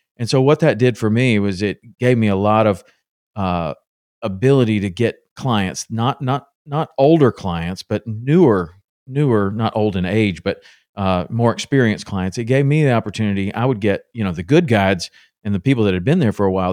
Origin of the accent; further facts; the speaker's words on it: Tennessee, United States; my dad took me fishing a lot when I was growing up in Tennessee